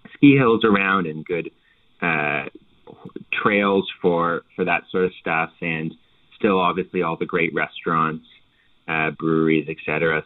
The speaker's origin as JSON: {"language": "English", "town": "Halifax", "region": "Nova Scotia", "country": "Canada", "said": "I'm from Nova Scotia, obviously, and and from Halifax"}